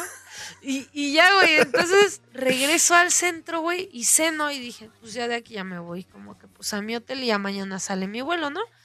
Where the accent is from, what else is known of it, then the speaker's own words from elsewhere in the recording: Mexico City, Mexico; de la Ciudad de México